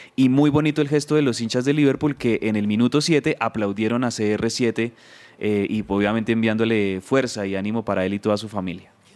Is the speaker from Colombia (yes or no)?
yes; Colombia; somos colombianos